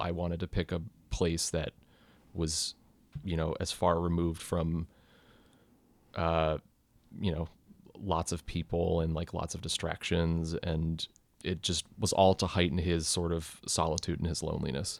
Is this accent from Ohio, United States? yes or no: yes; Ohio, United States; moved away as an adult; now in New York, United States; I'm from Ohio originally